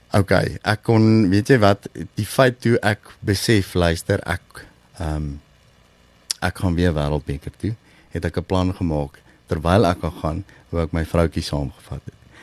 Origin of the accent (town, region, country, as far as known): South Africa; also born or lived in Lowveld, Mpumalanga